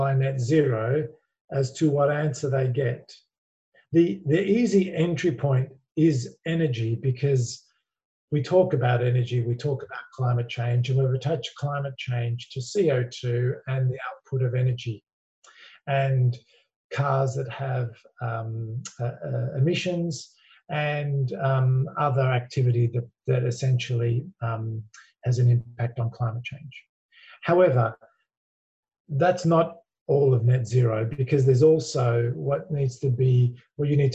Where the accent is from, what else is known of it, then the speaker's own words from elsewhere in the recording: Australia; accent: Australian; you can hear from my accent, I'm an Aussie